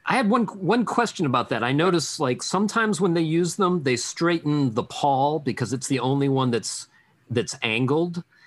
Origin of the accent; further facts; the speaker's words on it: Pittsburgh, Pennsylvania, United States; We're all from Pittsburgh, so we all know that school.